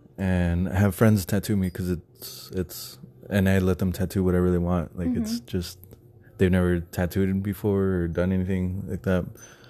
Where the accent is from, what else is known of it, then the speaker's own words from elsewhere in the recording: Texas, United States; now in Phoenix, United States; because I'm originally from Texas, and in Texas, like, piercings and tattoos were like frowned upon.